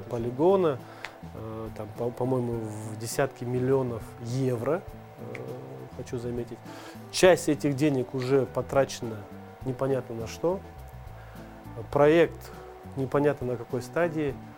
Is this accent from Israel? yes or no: no; Bishkek, Kyrgyzstan; я родился в Бишкеке, во Фрунзе, в СССР еще